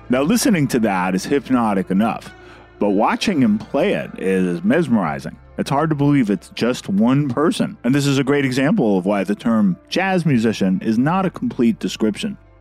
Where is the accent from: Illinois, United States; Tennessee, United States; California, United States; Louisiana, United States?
California, United States; Berkeley; I'm from Berkeley, California